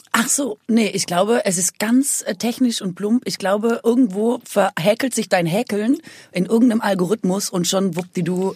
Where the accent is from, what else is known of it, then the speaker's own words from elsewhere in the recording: Aalen, Baden-Württemberg, Germany; in Aalen, also bei uns